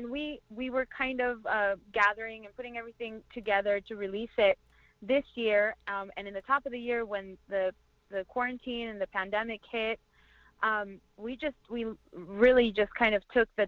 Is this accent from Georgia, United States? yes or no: no; Orange County, California, United States; also born or lived in Toluca, Mexico / East Los Angeles; I was born in Toluca, Mexico, and I was raised in California in Orange County, and I currently reside in East Los Angeles.